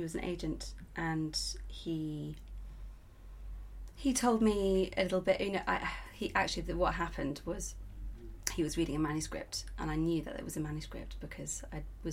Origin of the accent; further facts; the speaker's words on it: Yorkshire and the Humber, United Kingdom; moved away as an adult; now in London, United Kingdom; I grew up in North Yorkshire